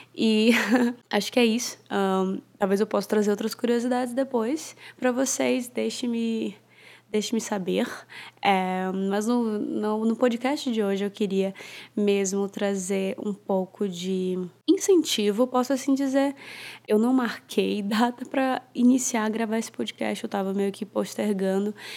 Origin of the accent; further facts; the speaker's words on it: Fortaleza, Ceará, Brazil; also born or lived in Sydney, Australia; now in São Paulo, Brazil; Eu sou nascida e criada em, em Fortaleza, Ceará